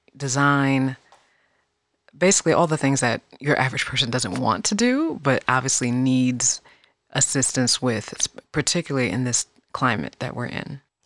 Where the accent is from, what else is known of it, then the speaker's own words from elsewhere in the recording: Fairfax, Virginia, United States; also born or lived in Queens, New York; I was born in New York, but I was, I was raised primarily in Fairfax, Virginia, which is the northern Virginia, right outside of D C